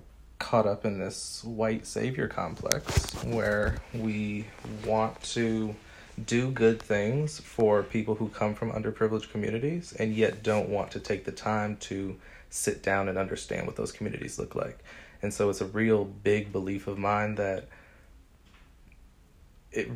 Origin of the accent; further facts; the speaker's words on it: Cleveland, Ohio, United States; moved away as an adult; now in Dallas, United States; I was born and raised in Cleveland, Ohio, and I am currently a teacher in Dallas, Texas